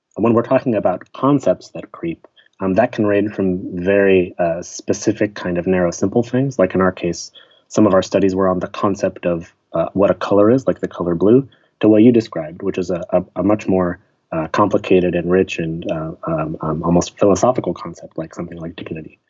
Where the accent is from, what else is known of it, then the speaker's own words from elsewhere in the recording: Pittsburgh, Pennsylvania, United States; moved away as an adult; also born or lived in Chicago; I grew up in Pittsburgh, which is a city, but uh, a pretty friendly, smaller city kind of in the Midwest, not quite the east, east coast of the United States